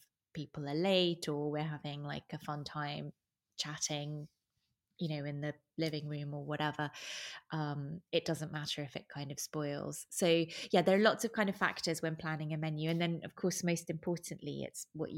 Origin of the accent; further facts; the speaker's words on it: Venice, Veneto, Italy; also born or lived in United Kingdom; I grew up in Venice. … I'm British. I was born in the UK, but my family moved to Venice when I was 6 years old, and then I grew up here, was at school here